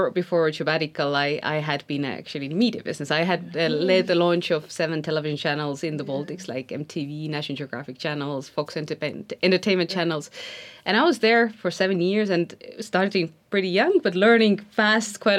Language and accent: English; Estonia; I come from Estonia, which is a tiny country.